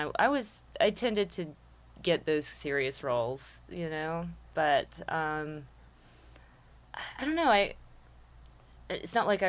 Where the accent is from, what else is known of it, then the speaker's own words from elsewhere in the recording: Birmingham, Alabama, United States; I'm from Birmingham.